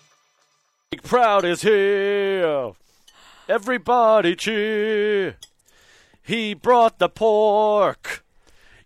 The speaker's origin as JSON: {"language": "English", "town": "Sydney", "region": "New South Wales", "country": "Australia", "tie": "born or raised there", "moved": "yes", "lives_now": "Western Australia, Australia", "said": "I grew up in Sydney, obviously. So I know my way around Sydney with my eyes closed."}